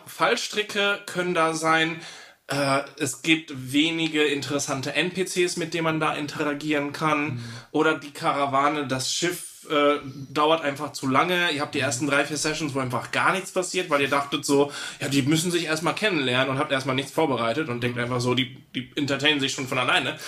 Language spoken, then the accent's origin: German; Italy; moved away; als Italiener